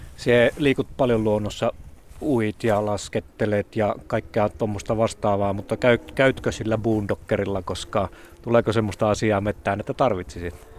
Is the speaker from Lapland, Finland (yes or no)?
yes; Lapland, Finland; täällä meillä Lapissa